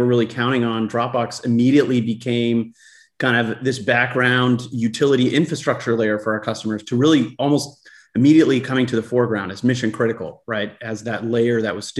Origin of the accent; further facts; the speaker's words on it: Los Angeles, California, United States; I grew up in Los Angeles